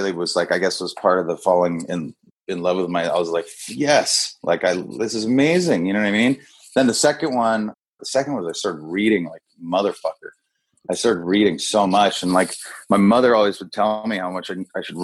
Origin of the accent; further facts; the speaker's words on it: Kona, Hawaii, United States; moved away as an adult; also born or lived in San Diego; all my boys I grew up with that we grew up drinking together. You know what I mean? That's like, like, that's just what we did as the boys in Kona